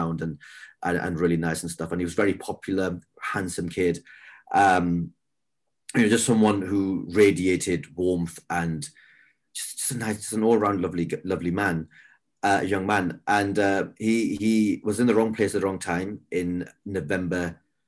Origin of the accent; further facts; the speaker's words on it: the north of England, United Kingdom; we were from up north.